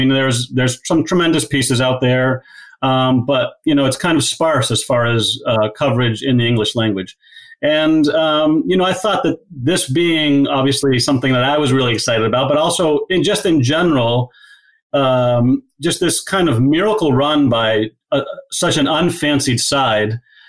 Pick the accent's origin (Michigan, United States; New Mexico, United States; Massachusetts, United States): Massachusetts, United States; Walpole; playing in my hometown of Walpole with friends and family that I grew up